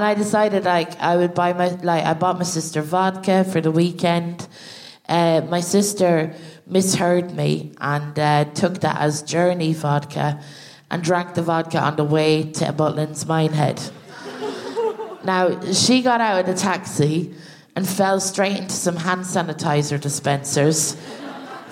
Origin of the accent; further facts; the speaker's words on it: Ireland; us as Irish people